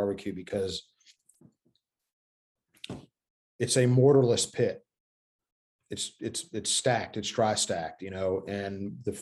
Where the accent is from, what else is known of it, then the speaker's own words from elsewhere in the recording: Corinth, Mississippi, United States; also born or lived in Memphis, Tennessee / Connecticut; both of our families, both sides are from the same town in Mississippi, Corinth, Mississippi.